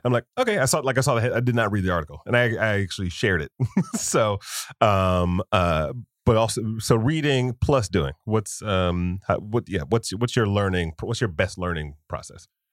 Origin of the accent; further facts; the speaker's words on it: Detroit, Michigan, United States; growing up in Detroit